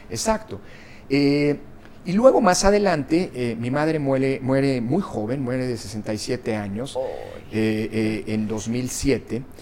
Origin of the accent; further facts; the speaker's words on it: Mexico; also born or lived in Italy; Mi madre era italiana, eh, eh, mi padre mexicano, yo nací en México